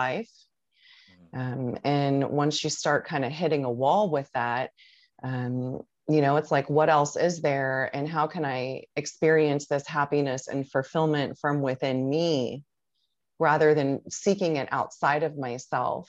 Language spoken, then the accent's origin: English; Tampa, Florida, United States; I'm originally from Tampa, Florida, and I still live within the Tampa Bay area.